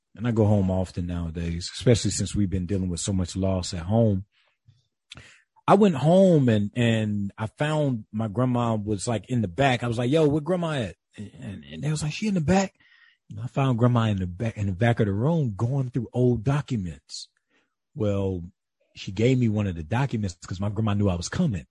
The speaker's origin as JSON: {"language": "English", "area": "Calhoun County", "region": "South Carolina", "country": "United States", "tie": "born or raised there", "also_born_or_lived": "Atlanta, Georgia", "moved": "yes", "said": "I am raised in the rural South, uh, the black rural South in South Carolina"}